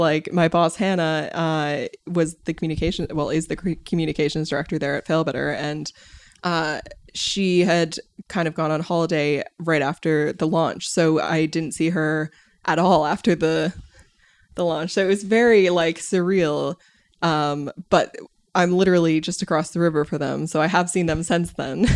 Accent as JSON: {"language": "English", "country": "United States", "said": "as an American"}